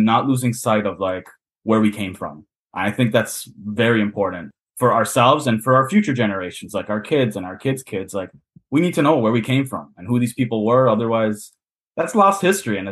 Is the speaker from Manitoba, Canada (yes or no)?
no; Toronto, Ontario, Canada; accent: Canadian; I grew up in kind of a Portuguese neighborhood, but it was still like integrated with all sorts of different cultures. Like Toronto's one of the most multicultural cities in the world